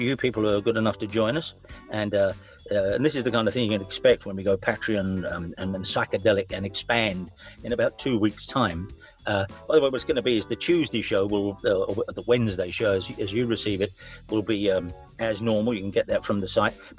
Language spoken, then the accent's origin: English; London, United Kingdom; I'm from South London